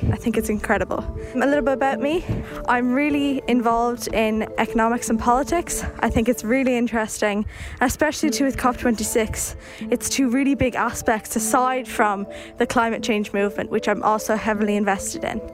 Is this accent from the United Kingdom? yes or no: no; Dublin, Leinster, Ireland; I'm 17 and I'm from West Dublin